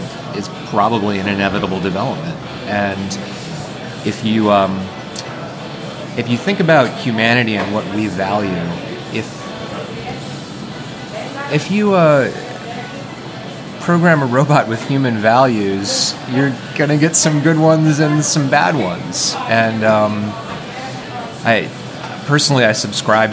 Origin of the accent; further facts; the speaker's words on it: Cambridge, Massachusetts, United States; I'm from Cambridge, Massachusetts